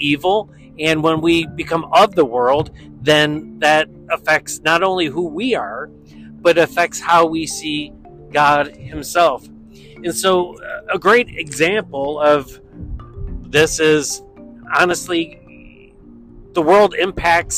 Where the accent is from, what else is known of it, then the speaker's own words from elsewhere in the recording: Western New York, United States; Growing up in Western New York